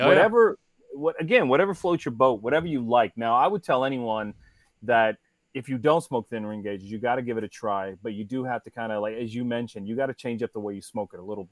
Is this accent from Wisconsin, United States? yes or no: no; Cincinnati, Ohio, United States; now in South Florida, United States; I grew up in Cincinnati, Ohio. I live in South Florida now